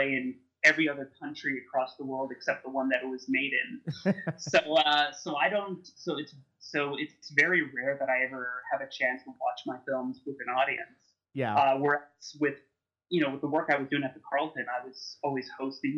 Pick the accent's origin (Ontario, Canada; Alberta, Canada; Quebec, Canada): Quebec, Canada; Montreal; moved away; also born or lived in Toronto; I was from Montreal, where we have this tradition of midnight movies, and that didn't seem to really exist in Toronto